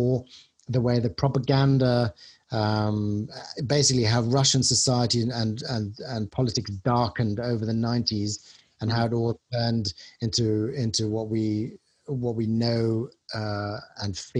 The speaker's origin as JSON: {"language": "English", "town": "Munich", "region": "Bavaria", "country": "Germany", "tie": "born or raised there", "moved": "as an adult", "said": "a lot of people that I grew up with in Munich and my school were high class Iranians"}